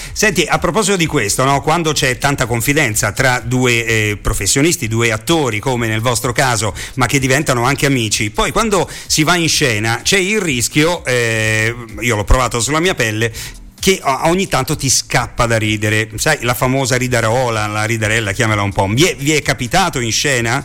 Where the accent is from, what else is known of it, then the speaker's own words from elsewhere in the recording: Rome, Lazio, Italy; Essendo io romano